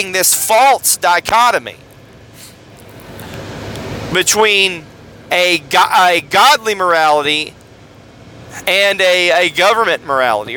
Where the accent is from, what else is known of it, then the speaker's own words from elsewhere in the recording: United States; as an American